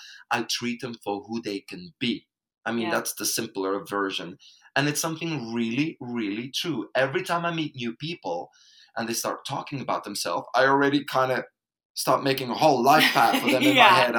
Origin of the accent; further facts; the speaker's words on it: Belgium; English is a second language; moved away as an adult; now in Spain; I'm coming from Belgium